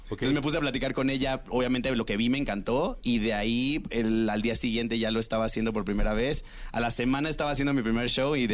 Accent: Cancún, Quintana Roo, Mexico; yo soy de Cancún.

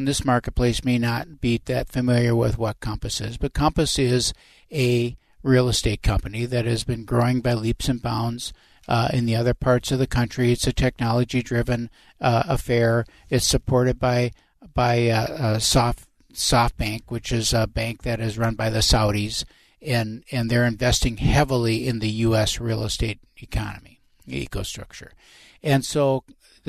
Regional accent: Winona, Minnesota, United States; moved away; I'm from Winona

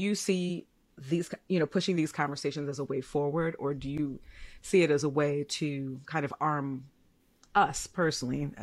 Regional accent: Chicago, Illinois, United States; I'm a Chicagoan.

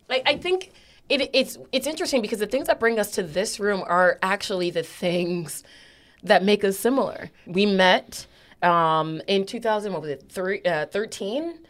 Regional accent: New Haven, Connecticut, United States; I am a black woman who was uh, raised, born, raised, and stayed in New Haven

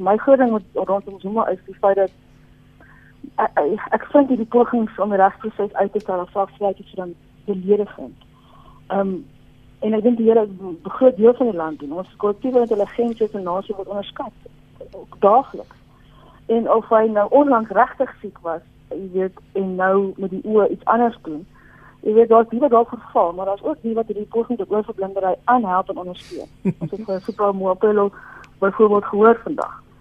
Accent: South Africa; vind ek op die stadium as 'n Afrikaner nou in die regering

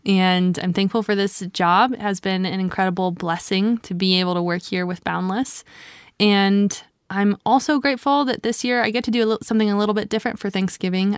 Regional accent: Louisiana, United States; my family's also from the South. We're from Louisiana

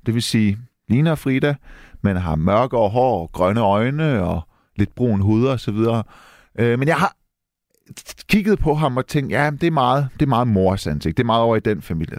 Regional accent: Denmark; Jeg er dansk iraner. Jeg er født og opvokset i Danmark.

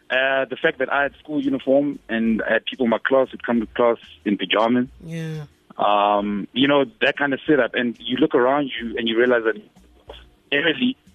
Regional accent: Johannesburg, Gauteng, South Africa; also born or lived in Zimbabwe; because I grew up in in Joburg, the north of Joburg. So even with regards to speaking Zulu and other um, indigenous languages

